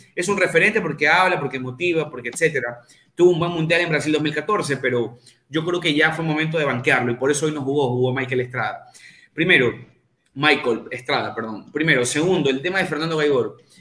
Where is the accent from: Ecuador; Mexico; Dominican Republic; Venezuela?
Ecuador